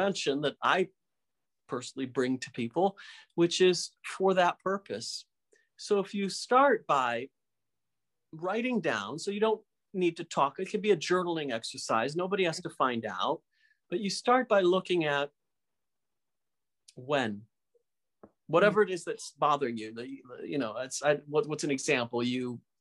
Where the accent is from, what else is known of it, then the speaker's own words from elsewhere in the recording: Michigan, United States; where I grew up in Michigan